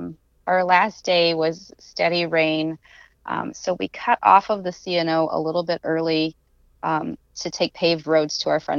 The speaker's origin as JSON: {"language": "English", "region": "Nebraska", "country": "United States", "tie": "born or raised there", "said": "I grew up in Nebraska."}